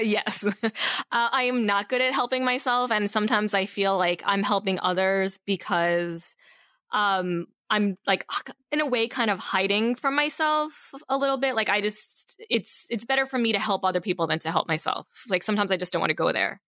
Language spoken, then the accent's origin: English; Long Island, New York, United States; moved away as an adult; also born or lived in Queens, New York; now in Los Angeles, United States; I grew up mostly, mostly on Long Island, New York, uh, originally born in Queens, then moved to, like, Long Island when I was about seven